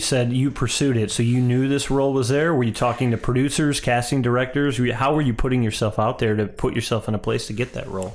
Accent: St. Louis, Missouri, United States; I'm from a smaller area, I'm from Saint Louis

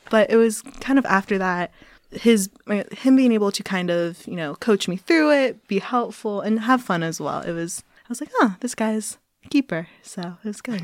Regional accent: Cincinnati, Ohio, United States; where I'm from in Cincinnati, Ohio

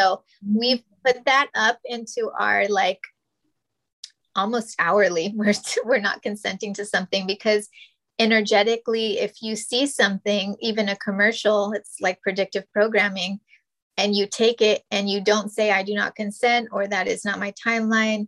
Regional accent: New Mexico, United States; moved away; we're Native and Hispanic, and we're from New Mexico.

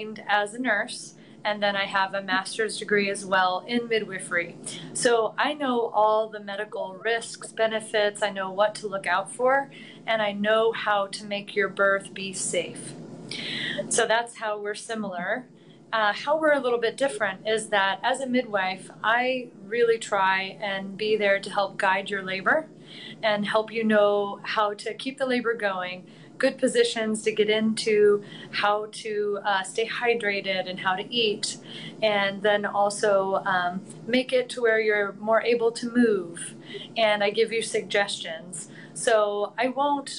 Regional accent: Plainfield, Indiana, United States; moved away as an adult; also born or lived in California; now in Carmel, United States; I'm a Hoosier. I'm from Plainfield, grew up in Plainfield

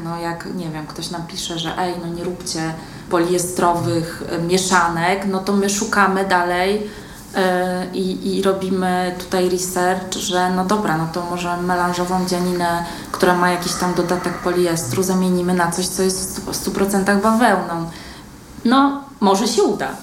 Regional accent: Łódź, Łódź Voivodeship, Poland; ja jestem młodzianką z urodzenia. Ja się tutaj urodziłam, wychowałam, uczyłam

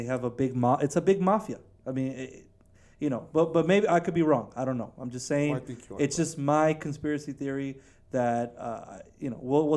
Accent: Houston, Texas, United States; Houston, my hometown

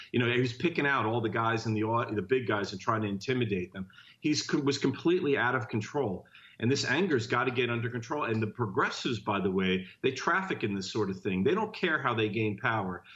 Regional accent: Jersey City, New Jersey, United States; now in San Francisco, United States; I grew up in Jersey City, New Jersey

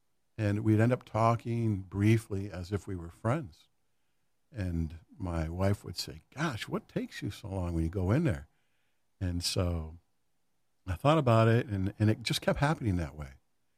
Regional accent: Grand Rapids, Michigan, United States; Grand Rapids.

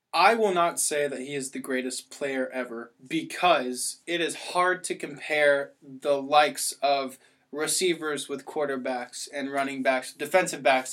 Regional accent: Georgia, United States; I'm from Georgia

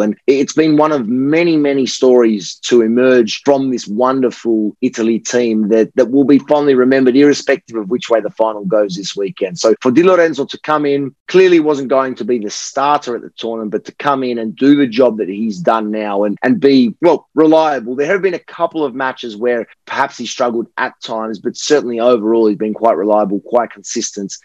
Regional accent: Australia; my Italian background, I am Australian born, but my, my Italian background

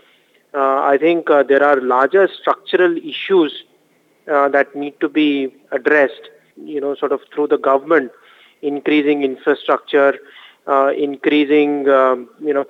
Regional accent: India; it is a tough time as an Indian consumer

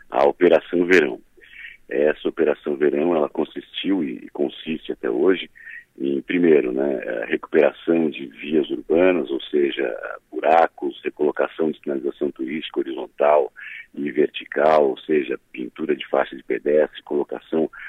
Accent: Criciúma, Santa Catarina, Brazil; born or raised there; now in Florianópolis, Brazil

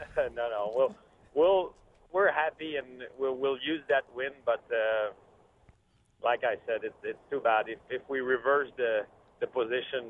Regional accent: Quebec, Canada; I'm from from Quebec, Canada. We have a lot of snow

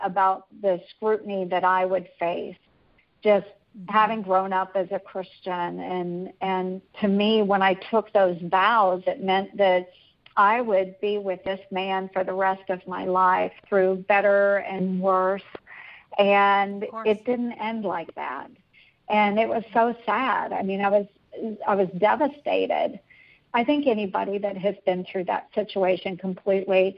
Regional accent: Iowa, United States; my hometown as very similar to Mayberry, you know, where just people are always trying to do good and it's friendly, Iowa nice

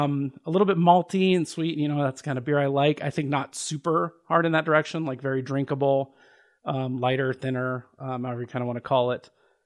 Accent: Phoenix, Arizona, United States; moved away; also born or lived in Los Angeles; Now I'm from Phoenix. I'm from the Southwest

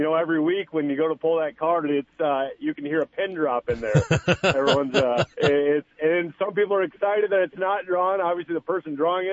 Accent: Sioux Falls, South Dakota, United States; I was born in Sioux Falls

